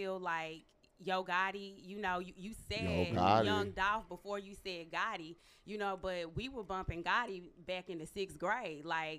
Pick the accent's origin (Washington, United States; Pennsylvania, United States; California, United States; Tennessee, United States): Tennessee, United States; Memphis; now in New York, United States; I am from Memphis, fucking Tennessee.